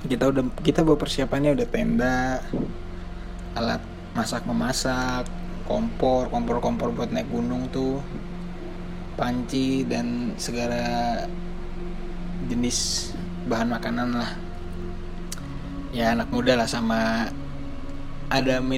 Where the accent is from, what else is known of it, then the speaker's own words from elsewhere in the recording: Indonesia; gue bukan orang Portugal gue asli Indonesia